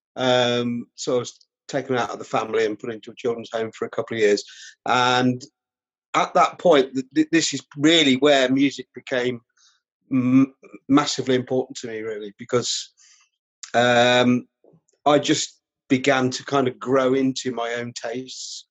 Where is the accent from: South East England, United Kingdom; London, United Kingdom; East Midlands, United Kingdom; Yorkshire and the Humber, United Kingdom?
East Midlands, United Kingdom; Rutland; also born or lived in Melton Mowbray; now in North East England, United Kingdom; I grew up in Rutland, um, right? You know, in the Midlands, in the East Midlands